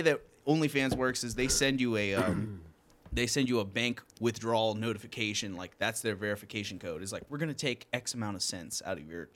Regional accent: Newport News, Virginia, United States; also born or lived in Alexandria, Virginia; I'm from Newport News. I'm half white and I'm half Filipino. I was born in Alexandria

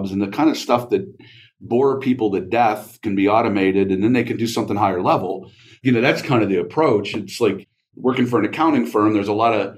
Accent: Mansfield, Ohio, United States; I grew up in the Mansfield area

